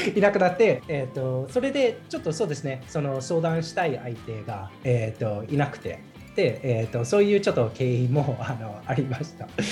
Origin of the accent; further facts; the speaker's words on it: United States; moved away as an adult; also born or lived in Toyama Prefecture, Japan; now in Toyama, Japan; 富山県に住んでて、アメリカ出身